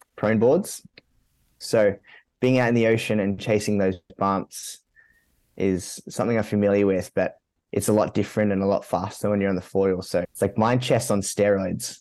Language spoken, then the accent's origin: English; Sydney, New South Wales, Australia; also born or lived in Gold Coast; I grew up in Mount Sydney.